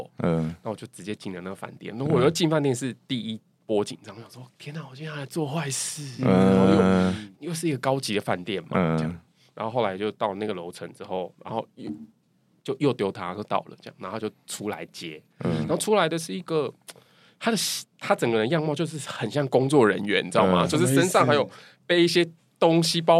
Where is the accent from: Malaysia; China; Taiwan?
Taiwan; 然后一听到我是台湾人